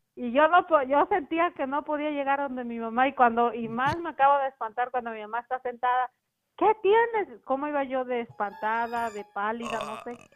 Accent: Puebla, Mexico; moved away; yo soy de México

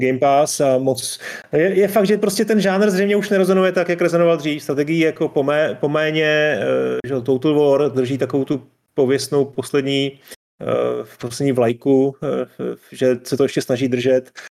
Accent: Czechia; tady u nás v Čechách

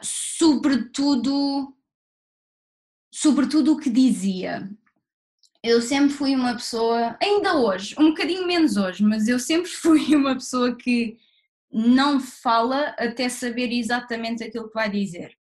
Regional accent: Barreiro, Setúbal, Portugal; moved away as an adult; also born or lived in Lisbon; now in London, United Kingdom; eu nasci no Barreiro e vivi no Barreiro a minha vida toda até ir para a faculdade em Lisboa.

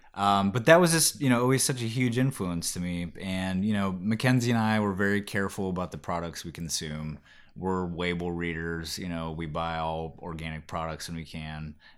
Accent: Kauai, Hawaii, United States; You know, growing up in Kauai, which is the Garden Isle in Hawaii. Super, you know, just hippy-dippy culture there. I was a young kid, like 8, 9 years old. Spent about 4 or 5 years there.

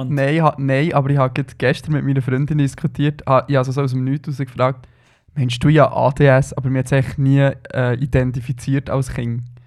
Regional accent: Switzerland; wir sind so eine kleine, herzige Community als Schweizer Twitterer

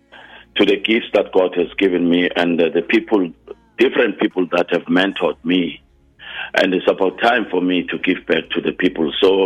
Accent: Guatemala; Something that I got from my mother and where I was raised in Guatemala.

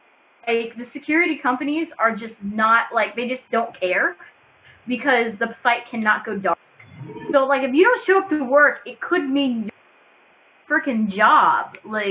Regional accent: Midwest, United States; now in Portland, United States; I'm from the Midwest.

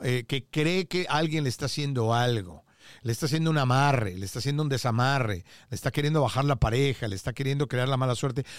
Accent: Mexico; te hablo como mexicano

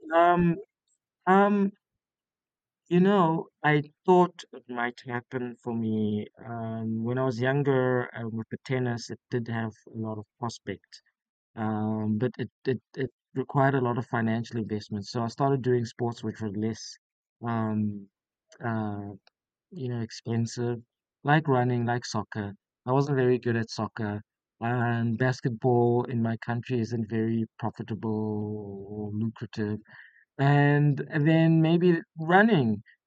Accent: South Africa; moved away as an adult; now in Beppu, Japan; I'm from South Africa, so we have a very temperate climate

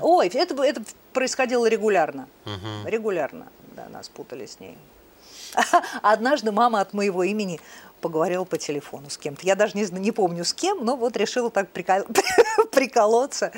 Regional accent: Moscow, Russia; родилась в Москве, в Ленинграде

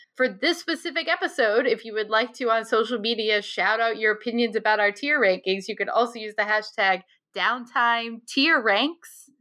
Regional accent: Scituate, United States; growing up in Situate

